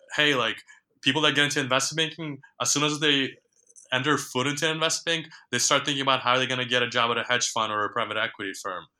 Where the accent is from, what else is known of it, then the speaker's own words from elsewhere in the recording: New York, United States; also born or lived in Ukraine; my family immigrated to New York when I was um, 10 or 11 years old. And just growing up in New York